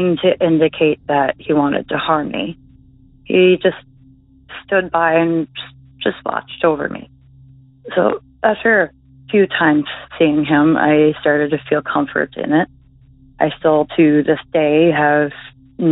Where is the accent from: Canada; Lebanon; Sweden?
Canada; Belleville, Ontario; my hometown